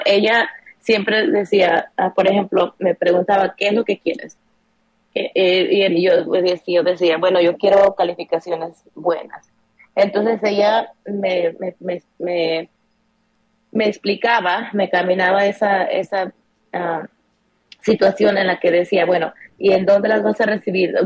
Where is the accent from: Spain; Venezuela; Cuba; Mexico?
Mexico; moved away as an adult; now in United States; crecimos así em, en México